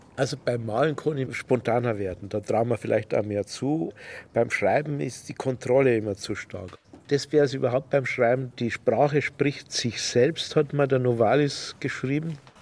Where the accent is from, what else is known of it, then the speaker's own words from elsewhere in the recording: Kötzting, Bavaria, Germany; ich bin in Kötzting aufgewachsen, im Bayerischen Wald damals